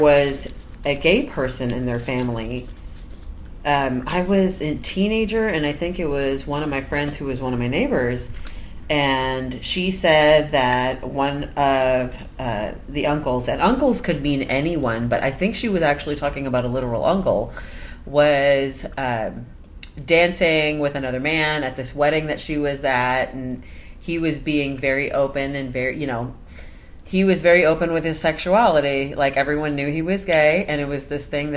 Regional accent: Indiana, United States; I'm from Indiana

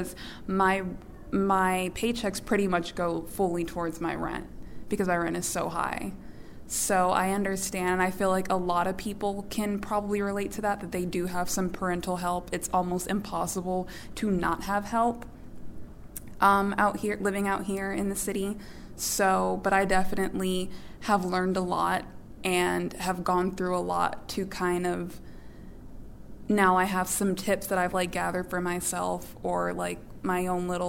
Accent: Inland Empire, Southern California, United States; moved away as an adult; now in San Francisco, United States; I came from the Inland Empire, which is in SoCal. And it's extremely cheaper and way more affordable. And I was basically living with my parents

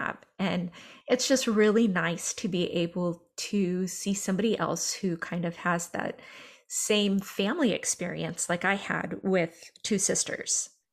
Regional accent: Northern California, United States; I'm from Northern California, I am not from Oklahoma

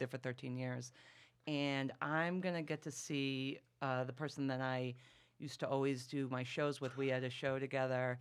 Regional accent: Massachusetts, United States; I'm from Massachusetts, which is extremely liberal

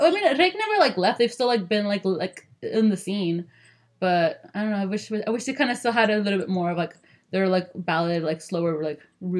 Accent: Sinaloa, Mexico

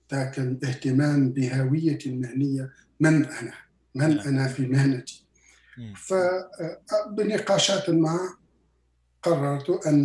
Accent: Quebec, Canada; أنا من مقاطعة كيباك أنا من كندا من مقاطعة كيباك نحن ندرس بالفرنسية

